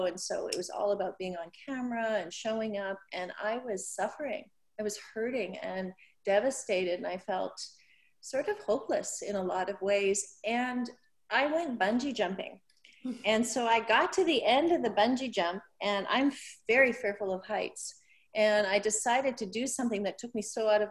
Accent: Canada; now in United States; I grew up in Canada, very, very small town

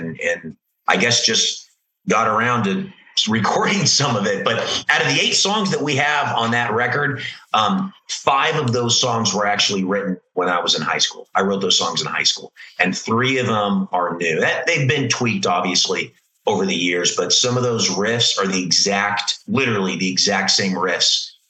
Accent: California, United States; So growing up in California, you know, you had a huge Christian metal scene there.

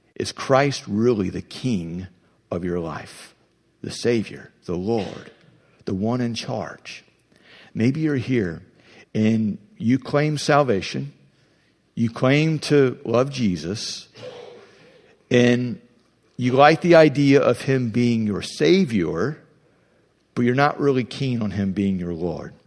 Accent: Ohio, United States; I'm from Ohio.

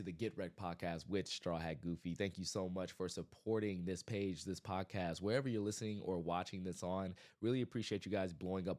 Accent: Compton, California, United States; I grew up in Compton.

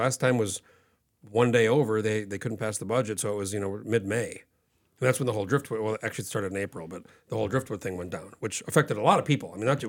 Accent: New Mexico, United States; I grew up in New Mexico when I was a kid.

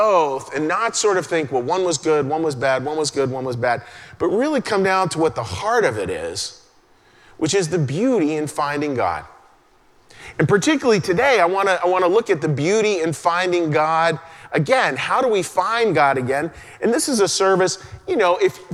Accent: Western Pennsylvania, United States; moved away; a little boy growing up in Western Pennsylvania and going to church.

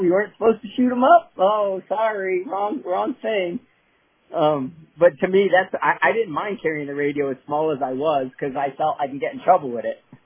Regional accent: Northeast, United States; I'm from the Northeast, I'm from that area

